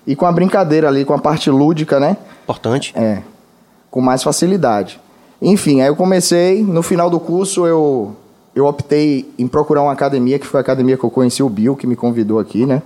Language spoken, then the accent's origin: Portuguese; Alagoas, Brazil; now in Salvador, Brazil; primeiramente eu sou alagoano, né? Eu não nasci aqui em Salvador, mas a minha família toda é daqui.